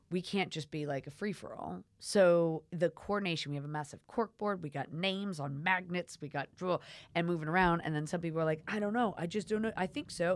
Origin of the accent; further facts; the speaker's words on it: United States; now in United Kingdom; I'm American